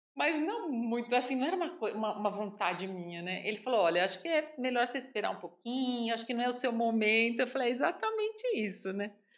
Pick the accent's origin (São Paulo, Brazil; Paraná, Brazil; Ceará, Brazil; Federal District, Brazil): São Paulo, Brazil; moved away as an adult; now in Sete Lagoas, Brazil; Eu sou paulistana, como você disse, nascida no Ipiranga